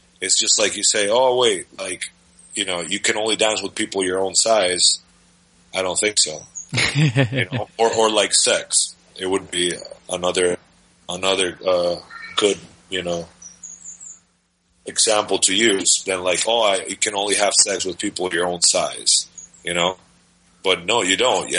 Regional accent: Dominican Republic; moved away; I'm from the Dominican Republic

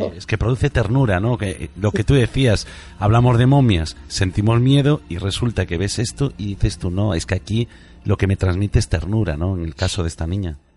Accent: Galicia, Spain; yo soy gallego, emitimos desde Galicia, desde Tui

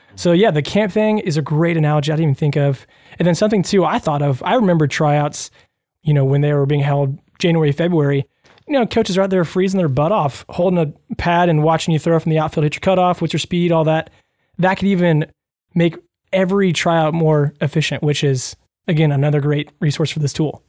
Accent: Louisville, United States; I grew up in Louisville

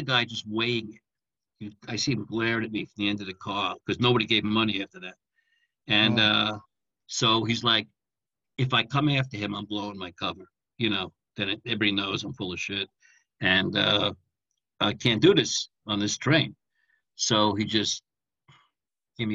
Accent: New York City, New York, United States; moved away as an adult; also born or lived in Manhattan; I'm from Brooklyn

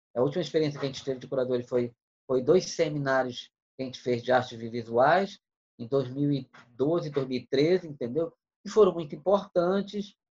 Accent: Manaus, Amazonas, Brazil; eu nasci em Manaus em 1963

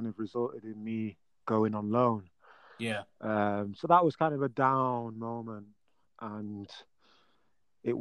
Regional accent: Yorkshire and the Humber, United Kingdom; being a Yorkshire lad

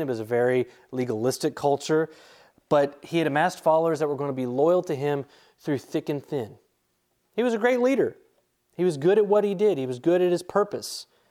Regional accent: Charlotte, North Carolina, United States; moved away; me growing up in the Charlotte area

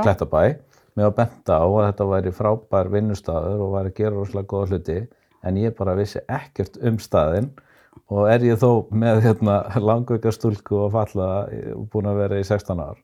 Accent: Iceland

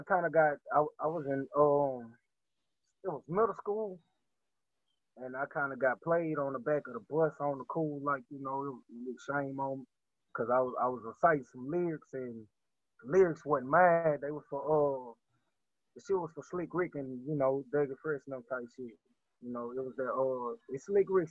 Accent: Baton Rouge, Louisiana, United States; I'm from Baton Rouge, Louisiana. I come from a little spot called Allison, you know what I'm saying? In Baton Rouge

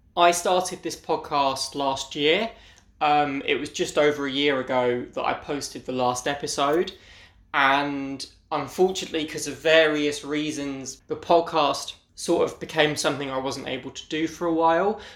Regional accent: United Kingdom; I'm from Britain

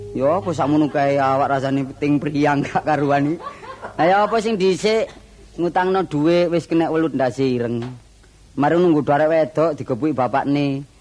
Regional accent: Surabaya, East Java, Indonesia; Saya seorang seniman asal dari kota Surabaya.

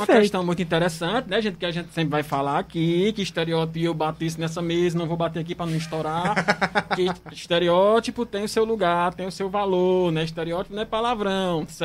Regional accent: Northeast Region, Brazil; a gente aqui, enquanto nordestino, por exemplo, se a gente fosse encaixar aqui em todos os estereótipos

